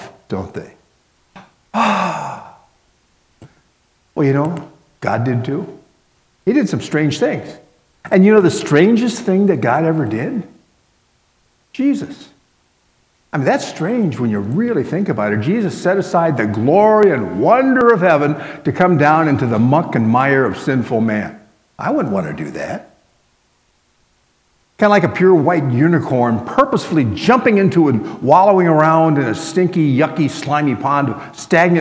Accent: Miami, Florida, United States; as a little guy growing up in Miami, Florida

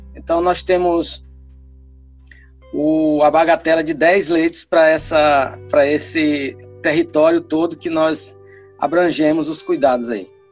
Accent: Piauí, Brazil; moved away as an adult; also born or lived in Tocantins; now in Palmas, Brazil; eu sou piauiense e já estou aqui no Tocantins há 15 anos

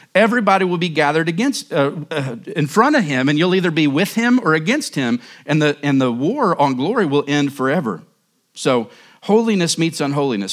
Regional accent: Oklahoma, United States; moved away as an adult; now in Surprise, United States; I grew up in Oklahoma

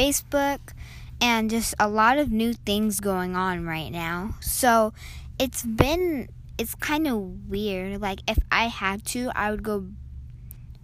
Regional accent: Kent, Washington, United States; I'm from Kent, Washington

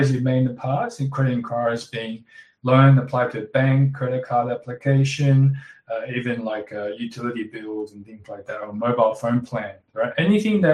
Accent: Australia; also born or lived in Shanghai, China; I was born in Shanghai, came to Australia when I was 9, migrated with my parents

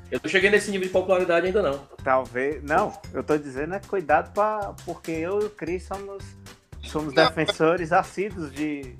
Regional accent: Sobral, Ceará, Brazil; now in São Paulo, Brazil; moro em São Paulo, sou de Sobral

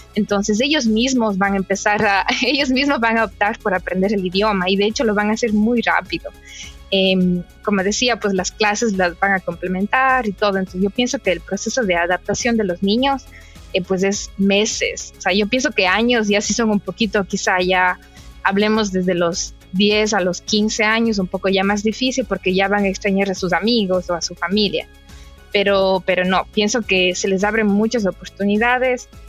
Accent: Ecuador; moved away as an adult; now in Canada; nadie habla inglés en mi país, mi familia no habla inglés

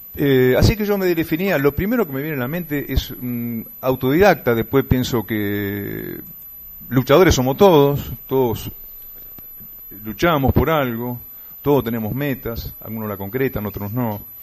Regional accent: Morón, Buenos Aires Province, Argentina; moved away as an adult; also born or lived in Alberti, Buenos Aires; now in San Luis, Argentina; nací en 1960, en Alberti, provincia de Buenos Aires, luego me desarrollé, crié, este, me eduqué, me casé, tuve mi familia en Morón.

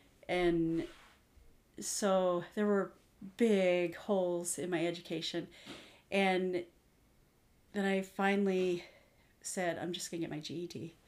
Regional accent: Missouri, United States; now in Washington, United States; So I moved out here to Washington from Missouri.

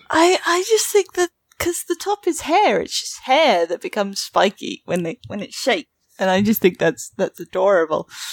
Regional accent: United Kingdom; accent: British; I've got a British accent

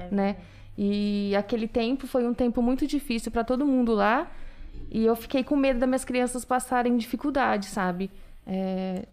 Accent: Limeira, São Paulo, Brazil; Sou nascida em Limeira

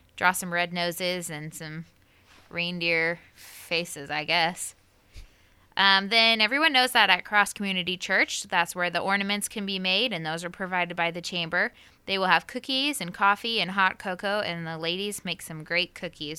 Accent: Knoxville, United States; born or raised there; moved away

